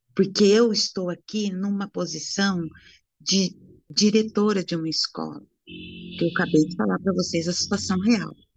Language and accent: Portuguese; Brazil; eu sou brasileira